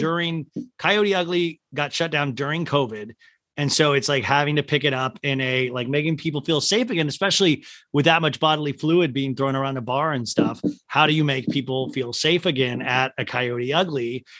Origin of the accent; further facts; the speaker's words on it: Olathe, Kansas, United States; I'm from Olathe, Kansas